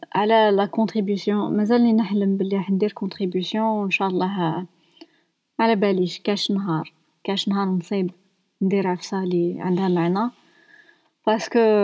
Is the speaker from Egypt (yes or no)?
no; Algeria